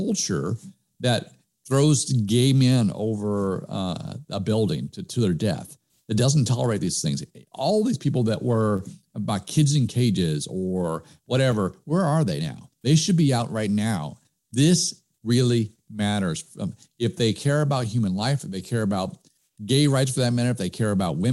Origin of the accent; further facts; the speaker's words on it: United States; we as American people